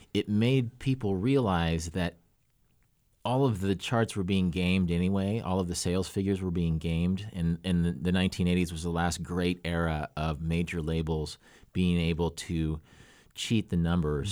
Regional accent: Kansas, United States; moved away as an adult; also born or lived in Oregon; my Kansas friends

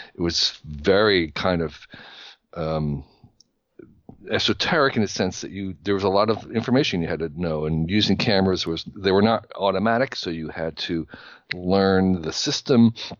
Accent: New Jersey, United States; I grew up in New Jersey in the sixties

